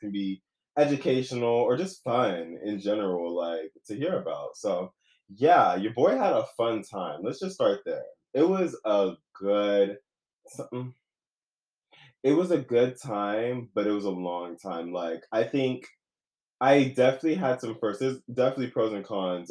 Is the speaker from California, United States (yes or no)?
yes; California, United States; growing up in California